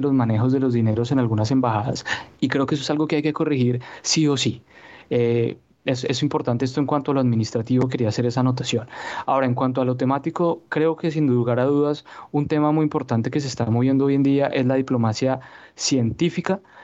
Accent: Colombia; nosotros prácticamente somos una inversión del Estado colombiano a largo plazo que le damos un retorno a, a nuestros connacionales y al Estado

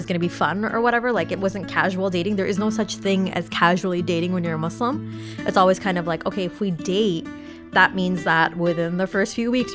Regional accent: Toronto, Ontario, Canada; I was born and raised in Toronto, but my parents are Bangladeshi

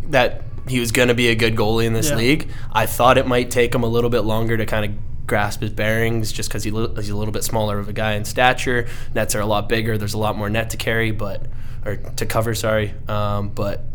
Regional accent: Canada; As a Canadian

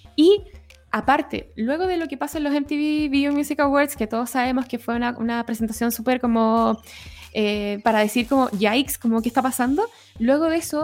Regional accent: La Serena, Coquimbo, Chile; soy de La Serena

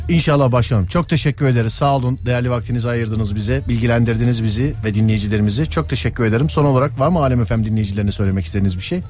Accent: Mediterranean Region, Turkey; ben Ege'li değilim ben Akdeniz

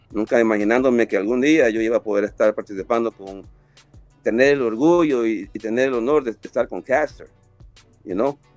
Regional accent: Guayaquil, Guayas, Ecuador; de la ciudad de donde soy yo, de la Marte de Roldós, en Ecuador, en Guayaquil, con unos amigos de la infancia

